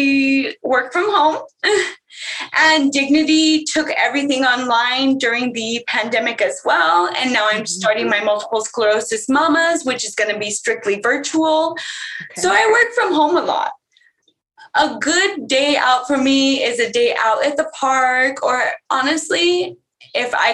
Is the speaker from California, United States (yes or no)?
yes; California, United States; I'm very California